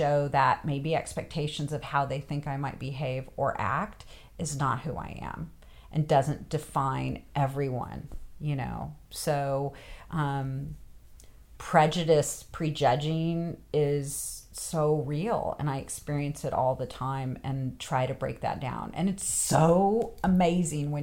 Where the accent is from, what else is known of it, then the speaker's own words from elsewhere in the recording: West Coast, United States; moved away as an adult; also born or lived in the South (US); now in United States (the South); when I go back to the West Coast